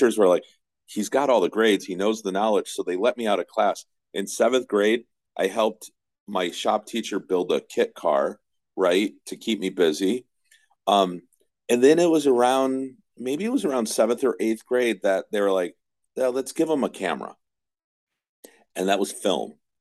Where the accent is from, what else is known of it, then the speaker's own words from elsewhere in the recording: Herkimer, New York, United States; now in Capital Region, New York, United States; I grew up in Herkimer, and we didn't have MTV